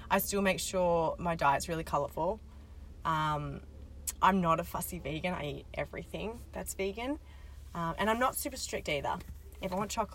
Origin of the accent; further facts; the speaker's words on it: Australia; as an Australian